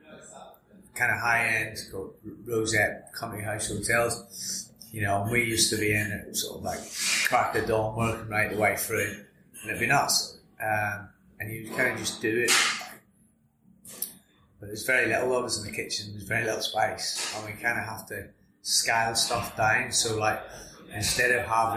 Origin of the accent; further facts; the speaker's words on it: Larne, Northern Ireland, United Kingdom; moved away as an adult; now in England; Originally from Northern Ireland, a little town called Larne, which just north of Belfast